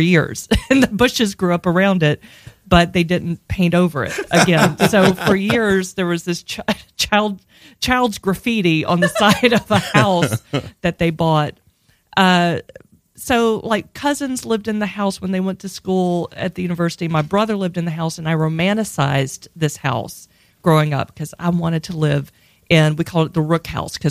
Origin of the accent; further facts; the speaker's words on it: Hattiesburg, Mississippi, United States; moved away as an adult; also born or lived in Pittsburgh, Pennsylvania; I grew up in Hattiesburg, Mississippi